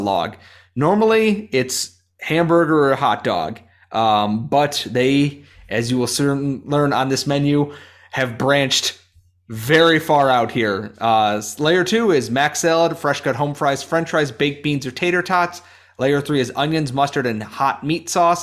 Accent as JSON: {"language": "English", "town": "Rochester", "region": "New York", "country": "United States", "said": "I am obviously from Rochester, New York, home of the garbage plate"}